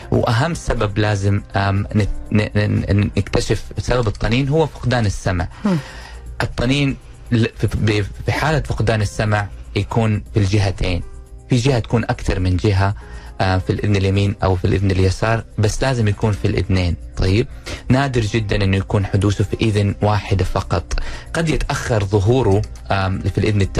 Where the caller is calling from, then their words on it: Dammam, Eastern Province, Saudi Arabia; من الدمام